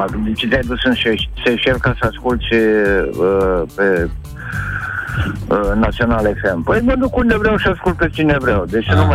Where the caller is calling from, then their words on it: Timișoara, Timiș County, Romania; sunt de la Timișoara.